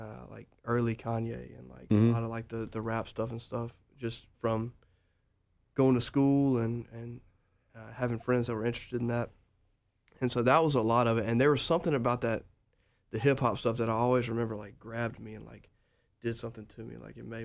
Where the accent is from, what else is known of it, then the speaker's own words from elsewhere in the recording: Jackson, Mississippi, United States; I'm from Jackson, Mississippi.